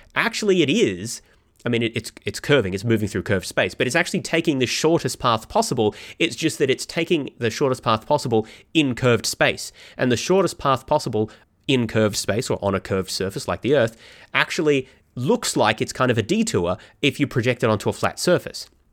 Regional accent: Melbourne, Victoria, Australia; my hometown is Melbourne, Australia

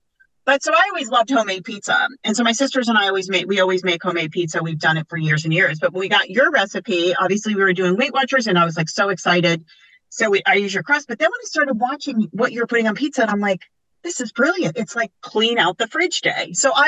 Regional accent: Long Island, New York, United States; moved away; And I'm from Long Island.

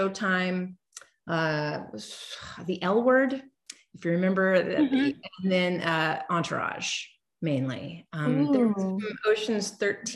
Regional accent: Central California, United States; moved away as an adult; also born or lived in Los Angeles, United States / Pennsylvania, United States; I'm originally from Central California

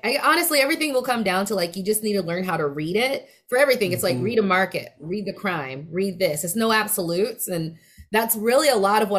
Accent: West Coast, United States; accent: West Coast dialect; I sort of talk with a certain West Coast dialect for a Black woman

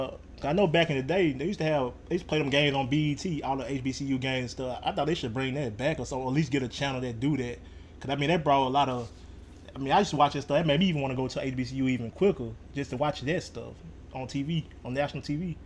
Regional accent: Alabama, United States; now in New Orleans, United States; Now, us being from Alabama, I'm from Alabama, of course, and A. Miller from Alabama.

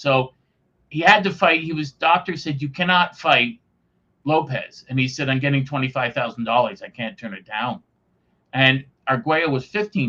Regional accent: Canada; being a Canadian

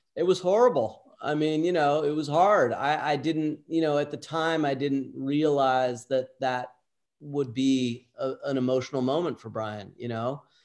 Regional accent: Southern California, United States; Southern California.

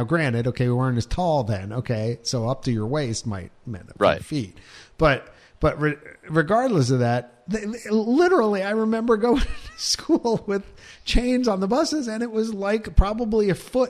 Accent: Pennsylvania, United States; when we were youths in Pennsylvania.

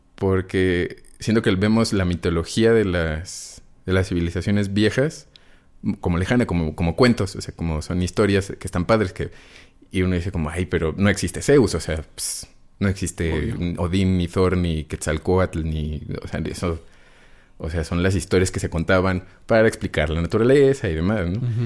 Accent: Mexico City, Mexico; Yo soy chilango

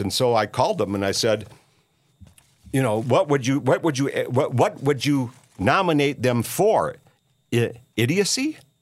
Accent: Minneapolis, Minnesota, United States; I'm from Minneapolis

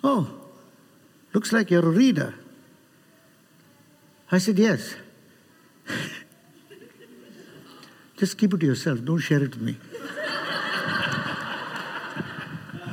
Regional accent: Chennai, Tamil Nadu, India; I'm from Chennai

